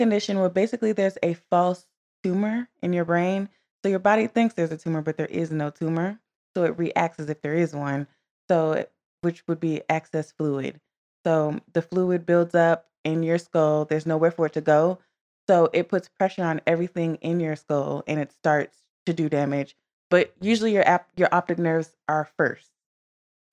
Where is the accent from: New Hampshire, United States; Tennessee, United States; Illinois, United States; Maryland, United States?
Maryland, United States; I'm from Maryland.